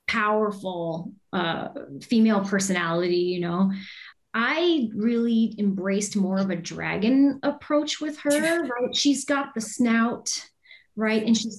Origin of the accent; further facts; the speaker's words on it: Windsor, Ontario, Canada; also born or lived in Toronto; in Windsor, Ontario, but went to school in Toronto, which is where I met my husband, Dan.